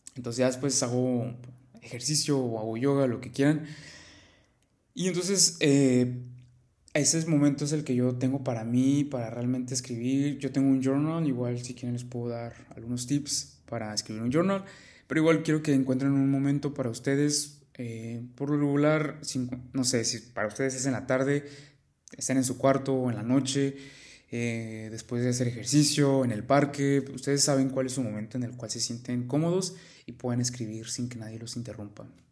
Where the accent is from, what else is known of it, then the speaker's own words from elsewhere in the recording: Mexico; yo soy de México